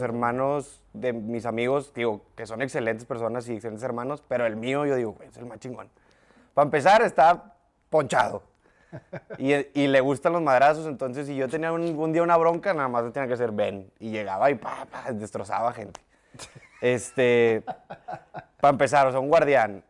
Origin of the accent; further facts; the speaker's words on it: Monterrey, Nuevo León, Mexico; De los 0 a los 18 años de mi vida en la Linda Vista